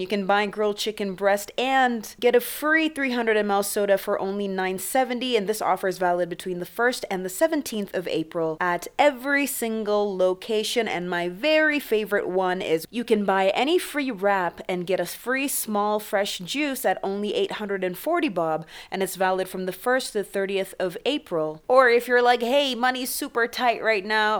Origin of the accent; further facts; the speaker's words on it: Canada; now in Kenya; growing up in Canada